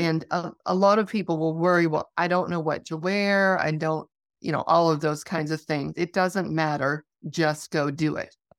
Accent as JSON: {"language": "English", "region": "Wyoming", "country": "United States", "tie": "born or raised there", "said": "I grew up in Wyoming"}